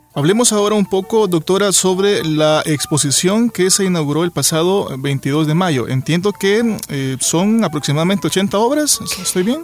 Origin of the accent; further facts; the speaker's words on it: El Salvador; a nosotros como salvadoreños